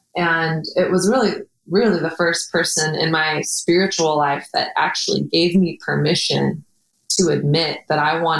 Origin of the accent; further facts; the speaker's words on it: Texas, United States; I came from Texas and my dad had a drug abuse problem.